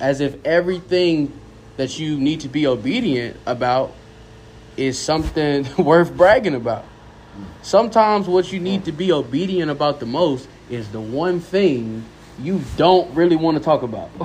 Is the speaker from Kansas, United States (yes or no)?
no; Durham, North Carolina, United States; born in Durham, North Carolina.